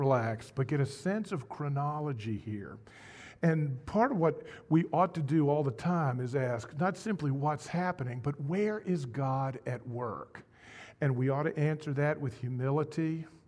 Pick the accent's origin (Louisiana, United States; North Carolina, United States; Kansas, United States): North Carolina, United States; moved away; I grew up in the South? I grew up in North Carolina, and my mom and dad were from New York City